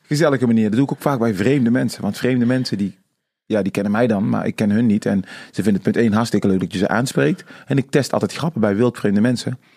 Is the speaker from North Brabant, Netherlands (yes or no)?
yes; Tilburg, North Brabant, Netherlands; also born or lived in Suriname; ik ben in Tilburg opgegroeid, geboren in Suriname